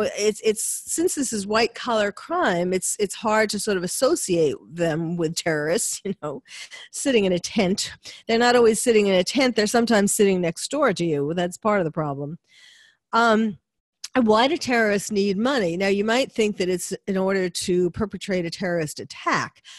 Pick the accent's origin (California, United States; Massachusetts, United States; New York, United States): New York, United States; New York City; having lived in New York, been born and bred in New York